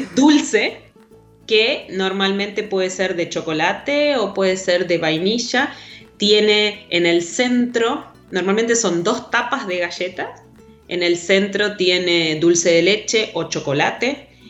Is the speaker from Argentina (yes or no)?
yes; Rosario, Santa Fe, Argentina; Rosario, de donde soy